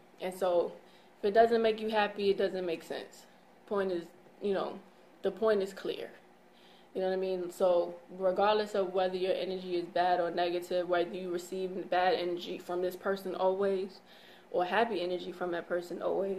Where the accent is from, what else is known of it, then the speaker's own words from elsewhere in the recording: England, United Kingdom; I don't know. I'm English.